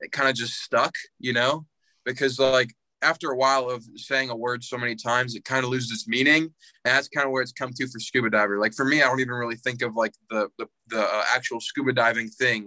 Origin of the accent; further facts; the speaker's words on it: Indiana, United States; I'm from Indiana.